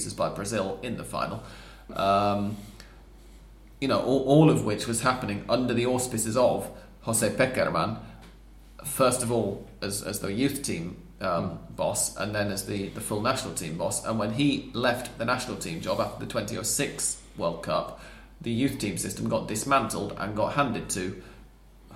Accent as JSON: {"language": "English", "region": "England", "country": "United Kingdom", "moved": "as an adult", "lives_now": "Argentina", "said": "as an English person sort of 5 years ago, or before I moved here even"}